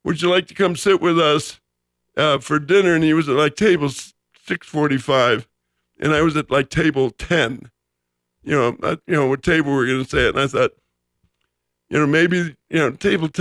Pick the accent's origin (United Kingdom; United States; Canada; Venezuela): United States; Los Angeles, California; also born or lived in Chicago, Illinois; I moved from Chicago to Los Angeles in the summer of 59